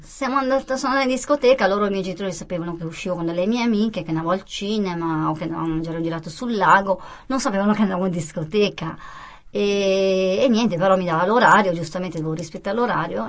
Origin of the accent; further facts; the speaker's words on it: Como, Lombardy, Italy; also born or lived in Apulia; io sono nata a Como, ho 49 anni, e i miei genitori meridionali però il sangue è pugliese, non mi sento comasca.